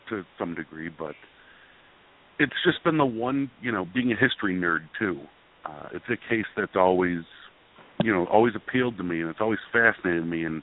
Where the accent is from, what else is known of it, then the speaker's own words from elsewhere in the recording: Tonawanda, New York, United States; I grew up in a little little city in the suburbs of Buffalo called Tonawanda, New York